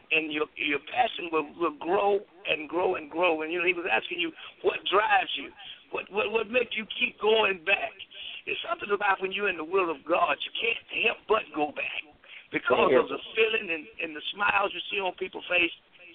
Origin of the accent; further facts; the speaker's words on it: Dallas, Texas, United States; I'm from West Dallas. Every school I ever went to was in West Dallas. My mother still lives in West Dallas. And West Dallas is my home.